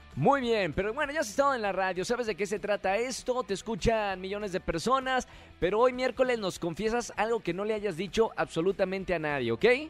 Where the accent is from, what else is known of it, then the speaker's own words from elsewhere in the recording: Mexico; cómo somos los mexicanos